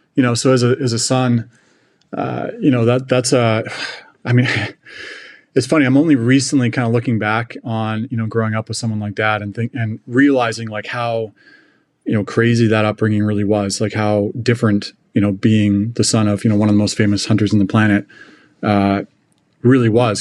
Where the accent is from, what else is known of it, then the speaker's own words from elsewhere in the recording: British Columbia, Canada; moved away as an adult; now in Kansas City, United States; I grew up in British Columbia